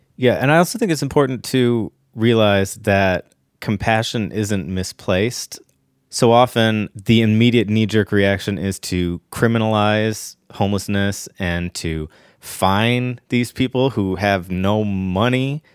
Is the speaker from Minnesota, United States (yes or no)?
no; Ohio, United States; now in Los Angeles, United States; I remember in the early nineties, growing up in Ohio